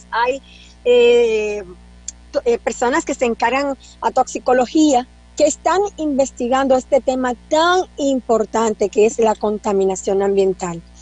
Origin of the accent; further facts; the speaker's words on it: Dominican Republic; El dominicano tiene la creencia usted que es dominicano, doctor, que somos hijos del Padre, que no es mentira, y que estamos protegidos